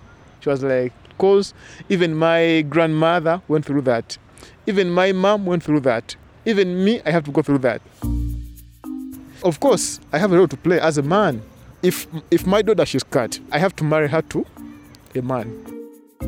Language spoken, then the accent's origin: English; Kampala, Uganda; I'm from Kampala, Uganda.